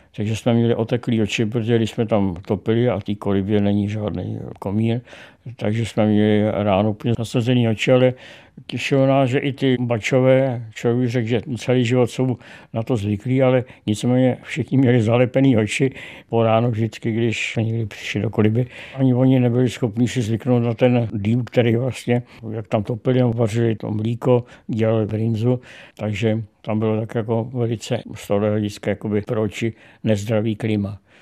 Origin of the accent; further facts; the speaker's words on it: Prague, Czechia; jezdil jsem po pražském okolí, po Zahradách, po Stromovce